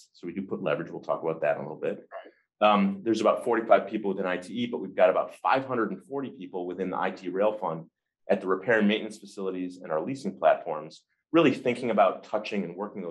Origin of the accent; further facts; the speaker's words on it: just outside of Detroit, Michigan, United States; I grew up in Michigan, just outside of Detroit